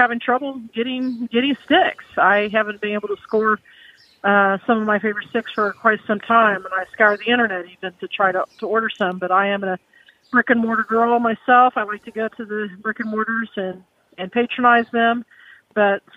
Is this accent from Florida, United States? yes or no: no; Salina, Kansas, United States; my hometown of Salina